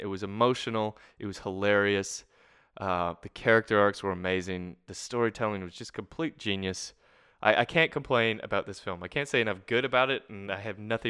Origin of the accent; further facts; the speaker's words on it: Canada; now in Australia; someone told me the other day that my R's aren't as hard as they normally should be as a Canadian, because I've been in Australia now for 4 years.